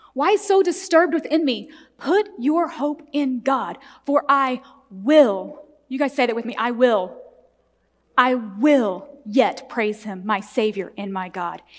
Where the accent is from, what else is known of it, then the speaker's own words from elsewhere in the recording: the Bible Belt, Southern United States, United States; I was raised in the Bible Belt in a in very conservative Southern Baptist church